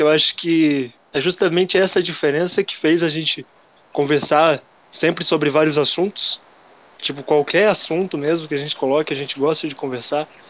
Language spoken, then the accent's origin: Portuguese; União da Vitória, Paraná, Brazil; sou de União da Vitória, Paraná. Uma cidade que fica no interior aí do Paraná